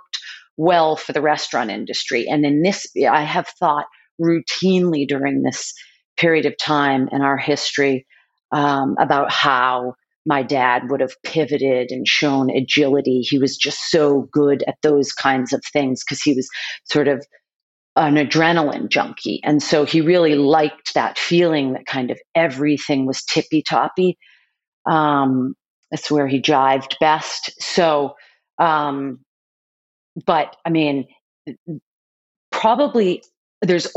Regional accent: Boston, Massachusetts, United States; born or raised there

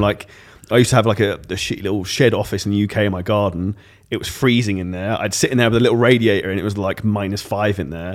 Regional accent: United Kingdom; I'm British

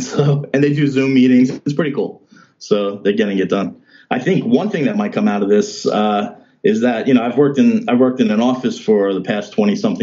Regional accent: New York City, New York, United States; moved away as an adult; now in New Jersey, United States; I'm from Staten Island.

